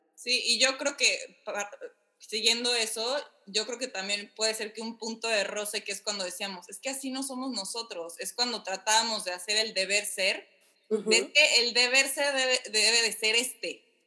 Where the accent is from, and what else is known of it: Mexico; moved away as an adult; now in Miami, United States